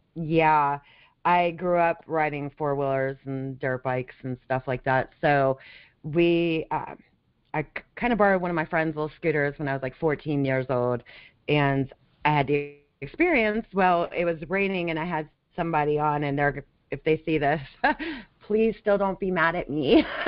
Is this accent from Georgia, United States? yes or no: no; Las Vegas, Nevada, United States; also born or lived in California; now in Florida, United States; I grew up in Las Vegas